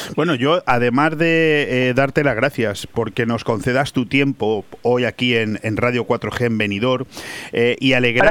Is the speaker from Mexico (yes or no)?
no; Spain